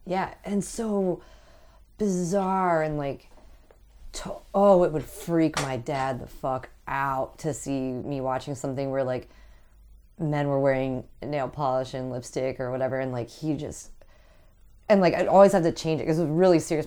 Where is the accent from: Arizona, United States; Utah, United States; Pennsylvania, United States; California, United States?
Pennsylvania, United States; Aspinwall; I grew up in Asmawall